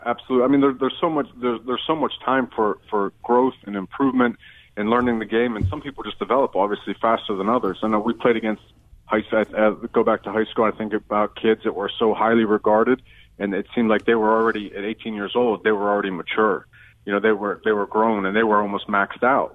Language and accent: English; Western Pennsylvania, United States; I'm from Western Pennsylvania originally